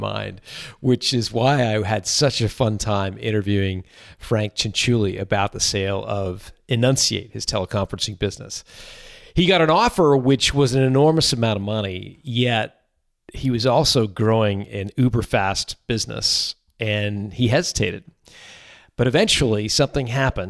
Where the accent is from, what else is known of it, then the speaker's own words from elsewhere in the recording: Canada; I'm Canadian